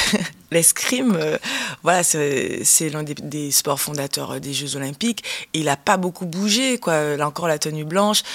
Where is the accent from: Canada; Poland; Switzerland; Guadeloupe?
Guadeloupe; J'ai grandi en Guadeloupe.